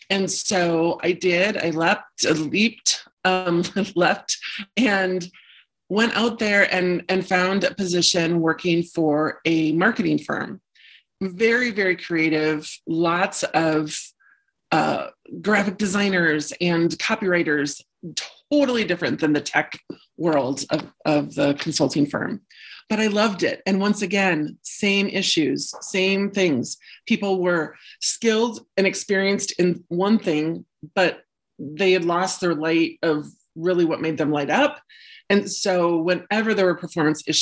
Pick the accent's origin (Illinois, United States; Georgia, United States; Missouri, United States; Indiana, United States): Illinois, United States; also born or lived in Wisconsin; now in Minneapolis, United States; I was um, born and raised in the Midwest. Started out in Illinois, then moved to Wisconsin for high school and college. Then, shortly after college, moved to Minneapolis.